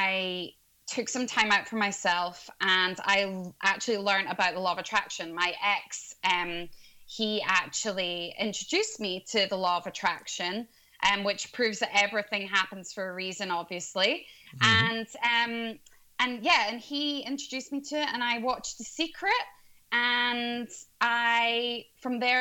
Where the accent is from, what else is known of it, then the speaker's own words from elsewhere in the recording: Scotland, United Kingdom; now in London, United Kingdom; I'm originally from Scotland, but I'm located in London now